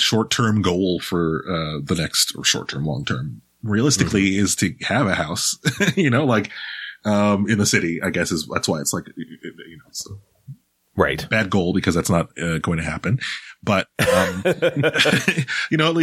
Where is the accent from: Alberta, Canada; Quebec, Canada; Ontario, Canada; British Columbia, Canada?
Ontario, Canada; Toronto; also born or lived in Pickering, Ontario; I was raised in, Scarborough for a good chunk of my life and then, in Pickering for another chunk of my life